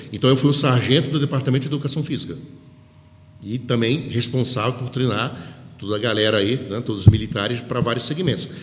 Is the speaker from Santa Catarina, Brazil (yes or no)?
no; Rio de Janeiro, Brazil; moved away; eu sou do Rio de Janeiro